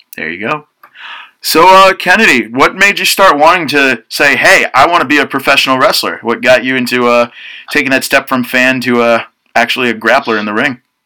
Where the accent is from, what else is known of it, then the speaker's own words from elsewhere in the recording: Mahopac, New York, United States; I've been from New York my whole life